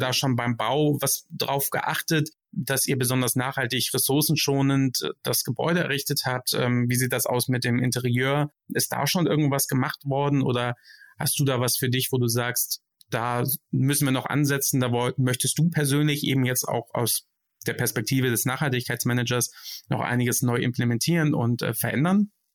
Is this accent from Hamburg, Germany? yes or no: yes; Hamburg, Germany; now in Frankfurt, Germany; als gebürtiger Hamburger